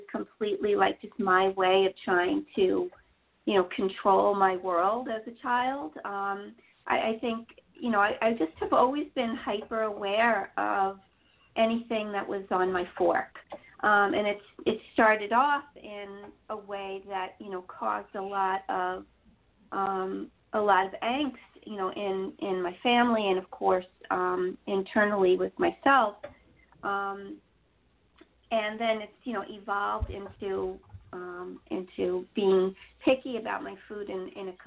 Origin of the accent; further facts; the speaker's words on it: New York City, New York, United States; I grew up in Queens. I've always been a New York girl